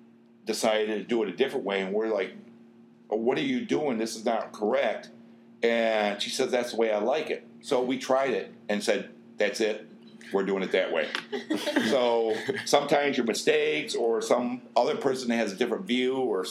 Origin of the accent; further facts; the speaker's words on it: United States; I'm American